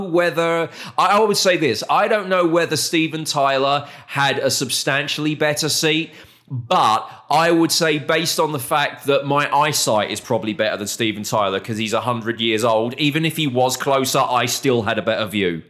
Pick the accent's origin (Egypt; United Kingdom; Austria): United Kingdom; moved away as an adult; also born or lived in Arizona; now in Texas, United States; we're British